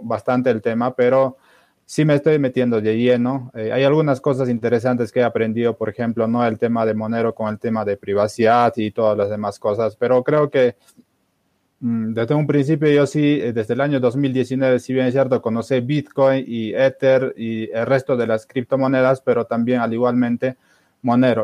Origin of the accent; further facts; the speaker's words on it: Cusco, Peru; yo personalmente soy de, de Perú. no sé si conoce Machu Picchu. Estoy cerca a Machu Picchu.